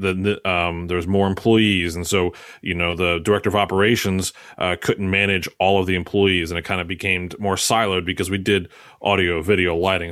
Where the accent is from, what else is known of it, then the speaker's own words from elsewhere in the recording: Maryland, United States; moved away as an adult; now in Philadelphia area, United States; I'm from Maryland. Um, but since I've been an Philly area now for the last ten years